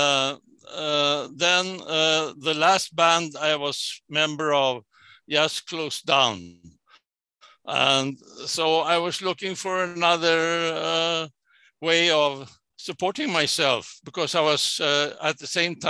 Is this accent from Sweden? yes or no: yes; Sweden; I was born and raised in Sweden.